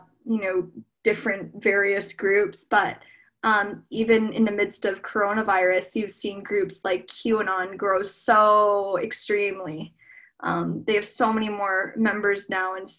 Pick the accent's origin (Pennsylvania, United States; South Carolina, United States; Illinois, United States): Illinois, United States; Geneva; also born or lived in Danville, California; I grew up in Geneva, Illinois.